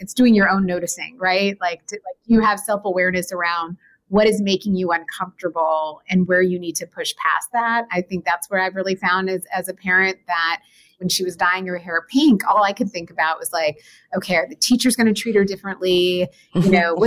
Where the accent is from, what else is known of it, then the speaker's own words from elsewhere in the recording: New Jersey, United States; We grew up in the New Jersey area